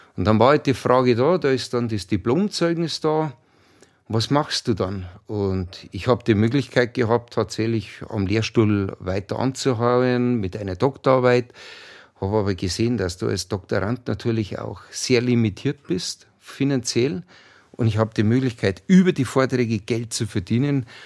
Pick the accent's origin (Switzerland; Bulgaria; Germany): Germany; Chiemgau, Berchtesgadener Land, Bavaria; wir sind in den Bergen groß geworden, im Chiemgau, im Berchtesgadener Land